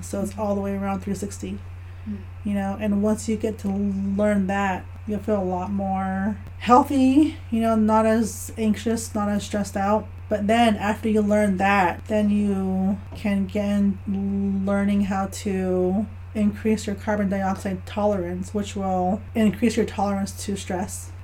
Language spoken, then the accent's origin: English; Navajo Nation, United States; born or raised there; moved away as an adult